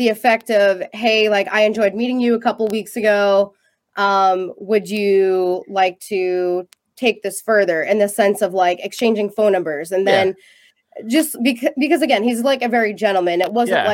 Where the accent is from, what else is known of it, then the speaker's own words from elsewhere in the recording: Boston area, Massachusetts, United States; that's where I'm from, born and raised in Massachusetts